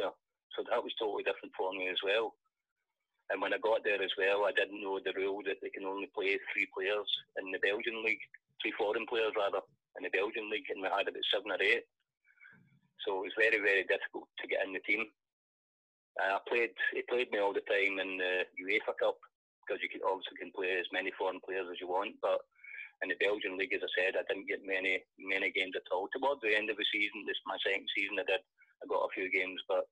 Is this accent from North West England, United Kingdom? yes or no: no; Scotland, United Kingdom; moved away as an adult; Being a Scotsman